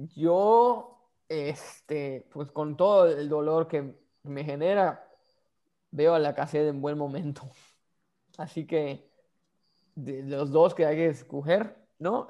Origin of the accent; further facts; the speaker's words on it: Yucatán, Mexico; somos yucatecos